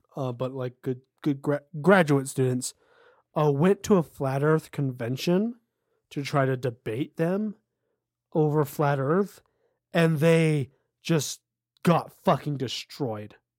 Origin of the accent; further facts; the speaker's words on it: United States; we're American